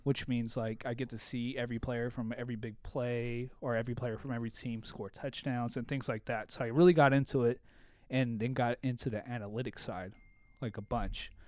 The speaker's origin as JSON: {"language": "English", "town": "Bellflower", "region": "California", "country": "United States", "tie": "born or raised there", "also_born_or_lived": "San Diego", "said": "I grew up in Bellflower."}